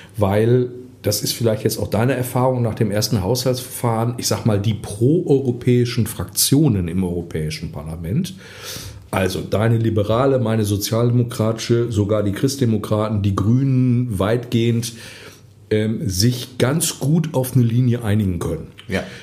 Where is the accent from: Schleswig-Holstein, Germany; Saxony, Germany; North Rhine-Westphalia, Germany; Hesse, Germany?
North Rhine-Westphalia, Germany; Essen; ich komme aus Essen, ich bin fürs Ruhrgebiet, ähm, bin Junge aus dem Pott